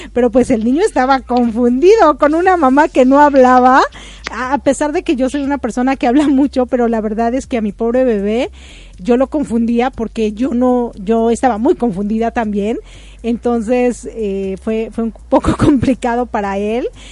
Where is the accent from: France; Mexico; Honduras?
Mexico; also born or lived in Ecuador; now in United States; yo salí muy joven de México